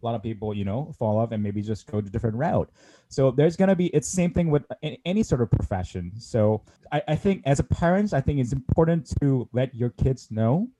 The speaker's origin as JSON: {"language": "English", "country": "South Korea", "tie": "born or raised there", "moved": "yes", "said": "I grew up in South Korea"}